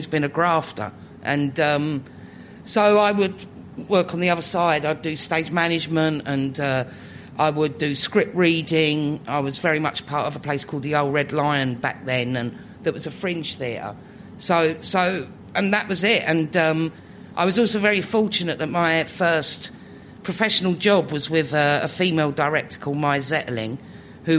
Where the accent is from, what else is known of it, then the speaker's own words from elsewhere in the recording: London, United Kingdom; living in Islington, growing up in Islington. I've not moved in. I'm not new Islington. I'm old Islington